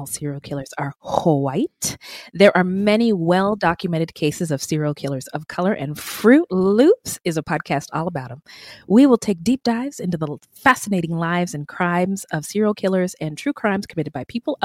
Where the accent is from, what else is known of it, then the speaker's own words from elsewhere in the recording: Bay Area, California, United States; also born or lived in Thousand Oaks; I was born and raised in the Bay Area.